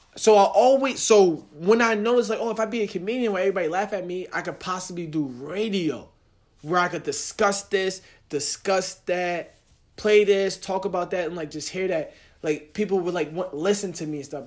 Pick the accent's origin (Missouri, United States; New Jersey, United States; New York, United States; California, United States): New Jersey, United States; I'm from Jersey